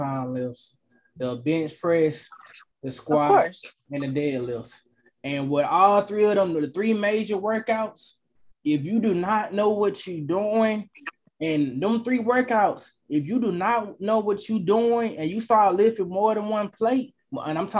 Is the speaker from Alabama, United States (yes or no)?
no; Atlanta, Georgia, United States; I'm from Atlanta, Georgia.